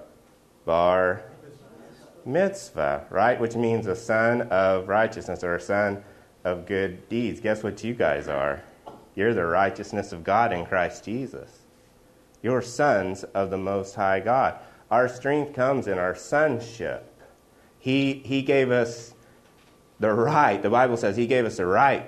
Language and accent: English; Oklahoma, United States; I'm from Oklahoma.